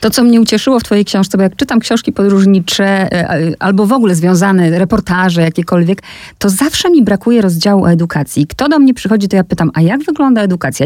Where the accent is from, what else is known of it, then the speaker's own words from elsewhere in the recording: Poland; ona zapytała skąd jestem i ja mówię z Polski